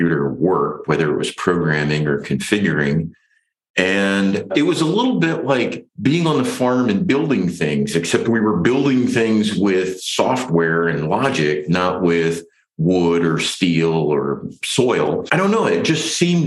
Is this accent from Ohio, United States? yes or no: yes; Ohio, United States; I grew up on a farm in Ohio in the Midwest